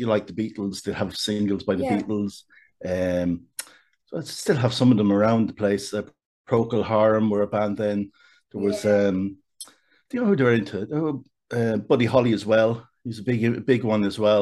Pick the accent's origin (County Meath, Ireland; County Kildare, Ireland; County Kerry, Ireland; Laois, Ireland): County Kildare, Ireland; Kildare; I'm from Kildare Town, a town you might know well yourself.